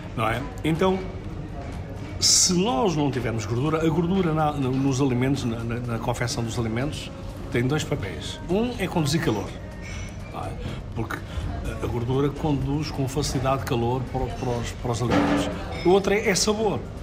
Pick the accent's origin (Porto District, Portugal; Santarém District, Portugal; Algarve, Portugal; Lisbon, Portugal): Lisbon, Portugal; era uma coisa tão comum em Lisboa, porque foi onde eu cresci